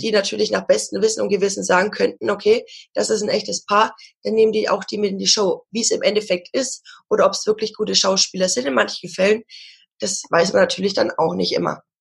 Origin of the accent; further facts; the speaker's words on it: Ansbach area, Bavaria, Germany; Ich komme aus der Gegend von Ansbach